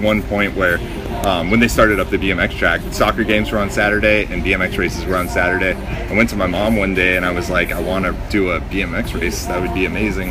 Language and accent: English; Big Bear, California, United States; moved away; also born or lived in Orange County, California; I grew up in Big Bear, California, San Bernardino County